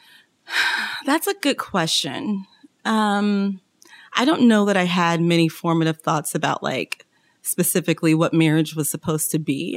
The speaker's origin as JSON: {"language": "English", "town": "Kansas City", "country": "United States", "said": "I'm originally from Kansas City, home of the Kansas City Chiefs, Kansas City Royals"}